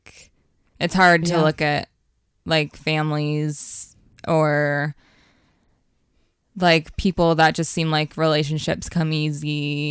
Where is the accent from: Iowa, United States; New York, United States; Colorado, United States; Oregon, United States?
Oregon, United States; Beaverton; I grew up in Oregon in Beaverton, and I'm the youngest of three.